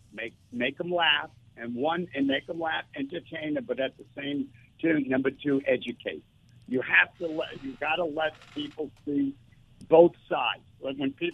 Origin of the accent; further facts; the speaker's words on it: New York, United States; I'm from New York